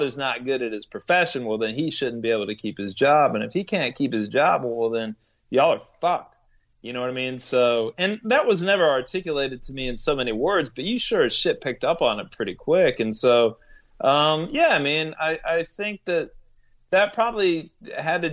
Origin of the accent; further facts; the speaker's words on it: Corpus Christi, Texas, United States; now in Indiana, United States; I grew up in Corpus Christi, Texas